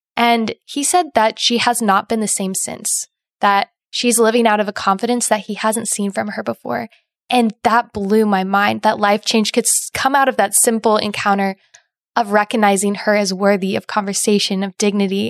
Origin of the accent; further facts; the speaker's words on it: Indiana, United States; now in Ohio, United States; I'm originally from Indiana